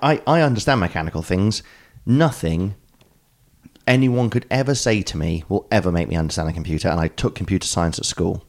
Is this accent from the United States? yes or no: no; England, United Kingdom; moved away; I'm English